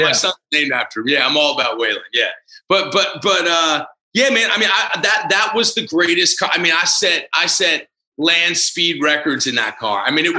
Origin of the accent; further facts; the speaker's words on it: Washington, District of Columbia, United States; growing up in Washington, especially at the time that I did, I wouldn't change it for the world.